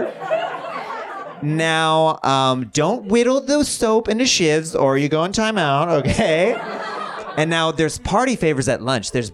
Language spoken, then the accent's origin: English; Kansas, United States; I grew up very religious, and I grew up in Kansas